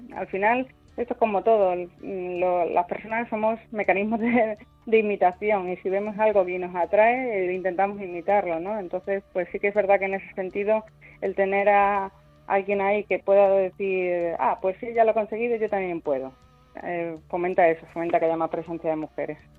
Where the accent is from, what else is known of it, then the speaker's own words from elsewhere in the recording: Cáceres, Extremadura, Spain; yo soy de Cáceres